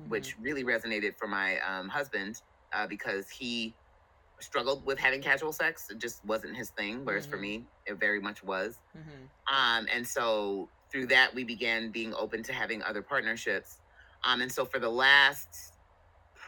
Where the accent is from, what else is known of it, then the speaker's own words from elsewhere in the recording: New Jersey, United States; moved away as an adult; also born or lived in California; I'm originally from New Jersey. I joined the military, which brought me out to California